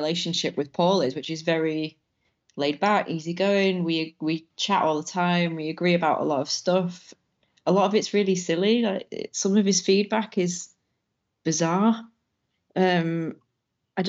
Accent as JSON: {"language": "English", "town": "Manchester", "region": "North West England", "country": "United Kingdom", "said": "I'm from Manchester anyway, and I met Chris whilst we were studying"}